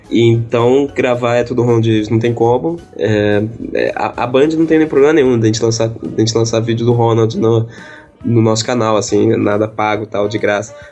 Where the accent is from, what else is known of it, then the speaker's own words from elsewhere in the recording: Rio de Janeiro, Brazil; eu e o Ulisses, a gente é do Rio